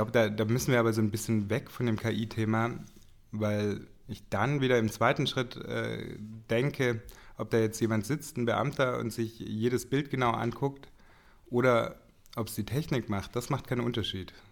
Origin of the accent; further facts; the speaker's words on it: Reutlingen, Baden-Württemberg, Germany; geworden bin ich in Stuttgart. Also in Reutlingen bei Stuttgart.